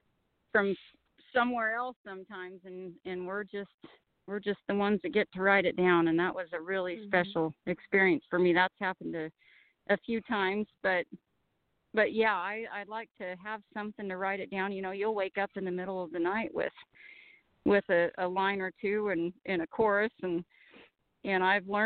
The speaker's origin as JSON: {"language": "English", "area": "Perkins Peak", "region": "British Columbia", "country": "Canada", "tie": "born or raised there", "said": "Perkins Peak, where I grew up in Canada."}